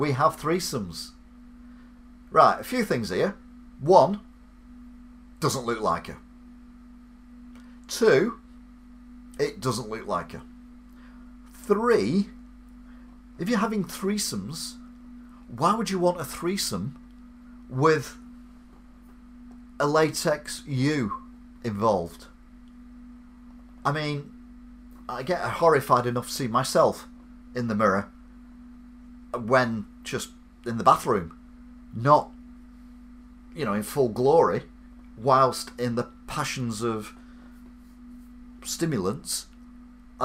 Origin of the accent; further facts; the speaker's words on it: England, United Kingdom; I'm English